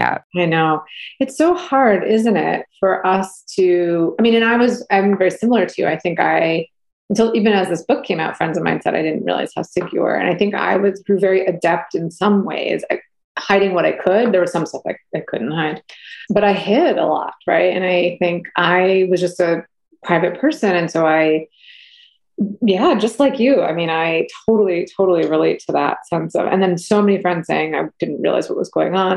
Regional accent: New England, United States; I grew up camping in New England

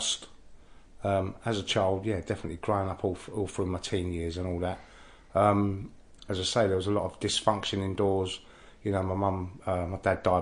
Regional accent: London, United Kingdom; I grew up in Innisfail Road, Oxford Street, Baker Street, Marylebone, Kilburn, you know, Paddington, Warwick Avenue

